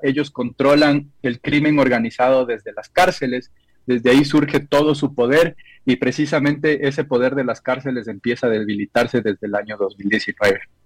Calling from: Ecuador; Saludos desde Ecuador

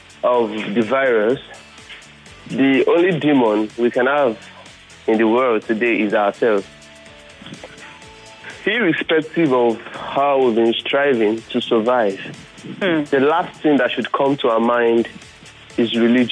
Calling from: Ota, Ogun State, Nigeria; calling from Ota.

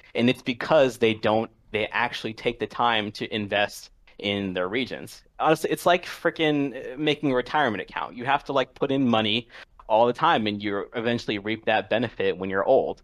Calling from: Washington, District of Columbia, United States; calling from, uh, Washington, D C.

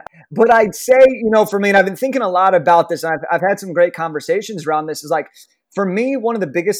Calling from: Los Angeles, California, United States; I'm calling in from Los Angeles, California, over in the United States.

